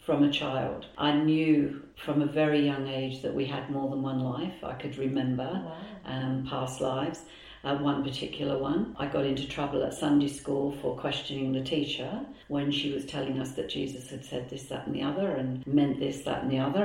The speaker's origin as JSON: {"language": "English", "region": "England", "country": "United Kingdom", "moved": "as an adult", "lives_now": "Melbourne, Australia", "said": "I came originally from England. We came over here in 2007 to retire"}